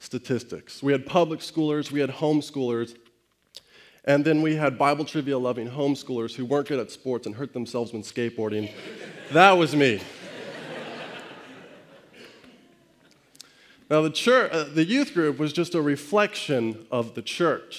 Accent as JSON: {"language": "English", "town": "Estes Park", "region": "Colorado", "country": "United States", "tie": "born or raised there", "moved": "yes", "said": "I grew up in Estes Park in the Rocky Mountains of Colorado"}